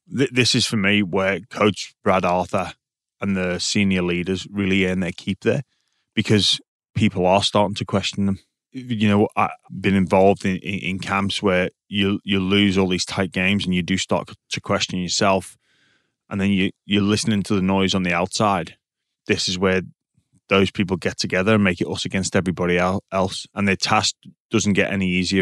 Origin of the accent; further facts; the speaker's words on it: England, United Kingdom; now in Australia; I had a bit of a joke about being English